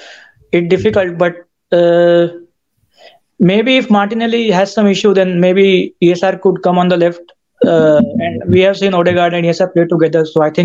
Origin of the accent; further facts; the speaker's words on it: India; moved away as an adult; now in Alabama, United States; Yeah, actually, I'm in the U.S. now. I shifted from India for studying. So, yeah, my first few months in the U.S.